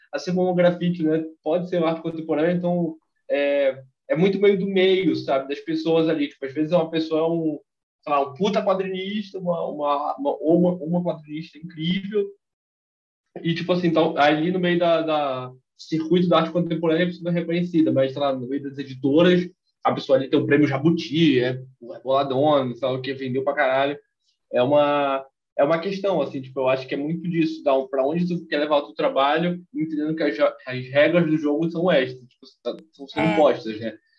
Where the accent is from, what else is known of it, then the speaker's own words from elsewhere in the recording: Belém, Pará, Brazil; Eu sou de Belém